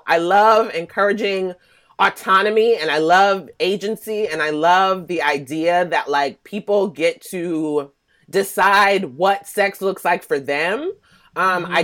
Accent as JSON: {"language": "English", "town": "Philadelphia", "region": "Pennsylvania", "country": "United States", "tie": "born or raised there", "also_born_or_lived": "Atlanta, Georgia", "moved": "as an adult", "lives_now": "Oakland, United States", "said": "I was born in Atlanta, Mecca. So, okay. You know, it's a good time there. But I ended up leaving at a young age because my mom passed away from breast cancer around age 4. So I was raised in Philadelphia."}